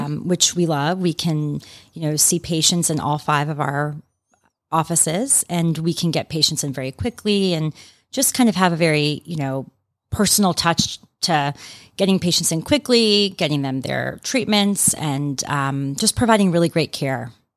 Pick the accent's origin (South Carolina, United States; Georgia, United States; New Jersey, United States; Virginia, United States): Georgia, United States; Atlanta; also born or lived in New York City; I'm from Atlanta, so I have just been delighted and love to be back here practicing in Atlanta